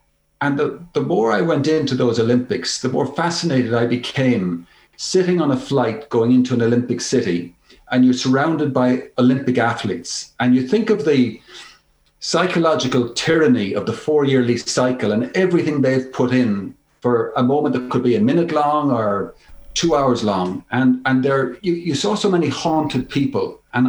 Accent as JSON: {"language": "English", "town": "Nenagh", "region": "Tipperary", "country": "Ireland", "tie": "born or raised there", "said": "growing up in Nenagh, County Tipperary, our house was an Irish Independent house."}